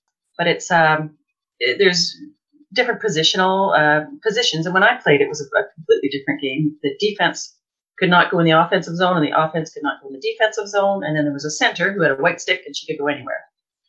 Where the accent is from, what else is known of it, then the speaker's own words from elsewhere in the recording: Winnipeg, Manitoba, Canada; I grew up in Winnipeg